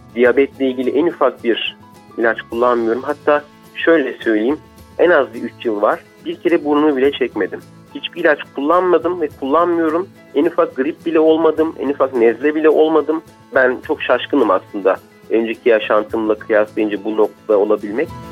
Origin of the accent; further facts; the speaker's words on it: Turkey; ben buralıyım buralıyım